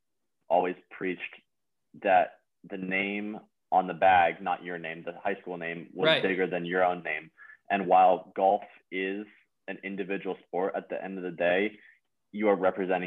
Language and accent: English; Alamo, California, United States; So I'm from a small town in the Bay Area, Alamo, California.